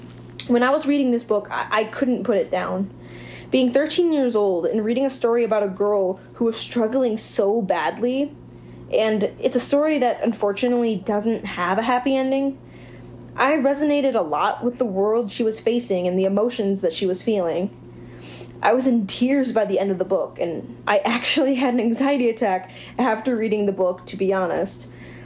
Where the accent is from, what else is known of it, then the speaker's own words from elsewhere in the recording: Plano, Illinois, United States; now in DeKalb, United States; I'm from Plano, Illinois, and I live in DeKalb, Illinois, as a student at Northern Illinois University.